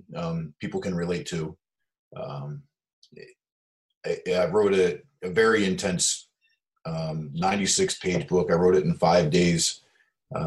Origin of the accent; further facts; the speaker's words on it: United States; I was born in the United States hippie time frame